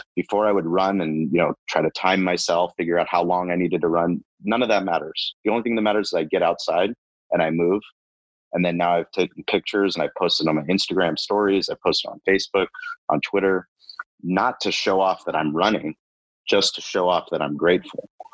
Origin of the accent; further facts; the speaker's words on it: San Diego, California, United States; I'm a San Diego kid. I grew up in La Jolla.